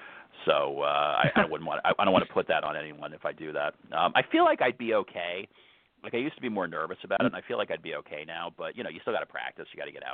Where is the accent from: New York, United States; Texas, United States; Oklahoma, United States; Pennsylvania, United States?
New York, United States; I grew up in New York